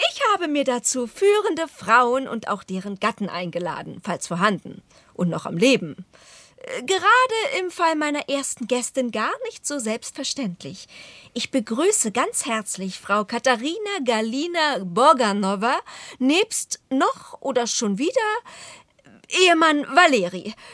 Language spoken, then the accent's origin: German; Berlin, Germany; Ja, ich, ich, ich meinte, also ich, ich bin Berlinerin.